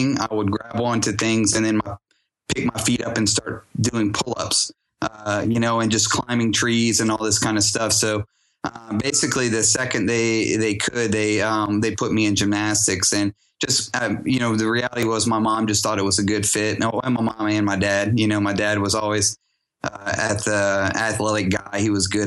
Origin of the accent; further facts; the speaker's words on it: Louisiana, United States; also born or lived in Houston, Texas; I'm from born and raised in Louisiana